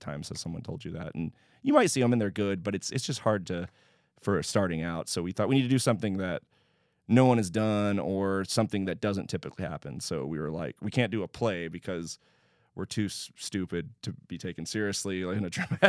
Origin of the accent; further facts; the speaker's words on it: Houston, Texas, United States; Yes, I sure did. Yeah, I grew up in Houston.